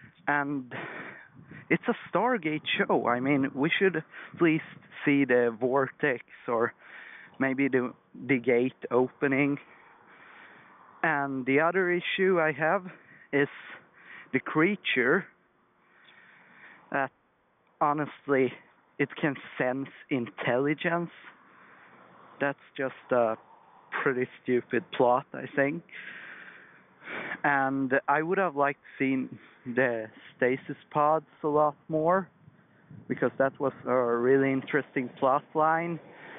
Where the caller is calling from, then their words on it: Sweden; I'm calling from Sweden